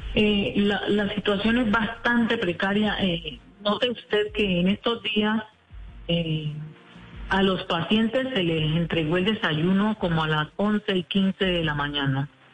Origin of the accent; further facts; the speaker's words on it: Colombia; nosotros también somos colombianos